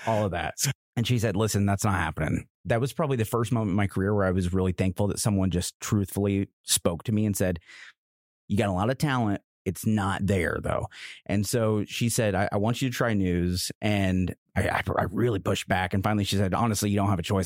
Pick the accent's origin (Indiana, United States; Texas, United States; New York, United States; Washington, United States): Indiana, United States; Roachdale; also born or lived in Lexington; now in Indianapolis, United States; I'm from Indiana, born and raised in a little town called Roachdale, Indiana, a t- town of 800 of us